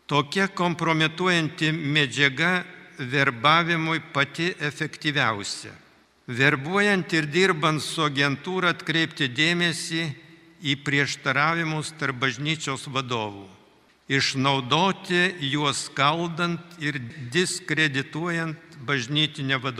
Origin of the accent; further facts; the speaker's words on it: Lithuania; Mes, lietuviai, realiai esame patyrę gyvenimą be laisvės.